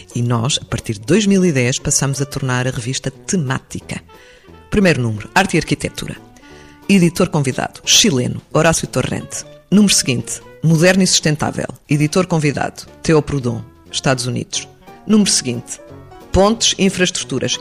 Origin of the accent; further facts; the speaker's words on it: Portugal; como portuguesa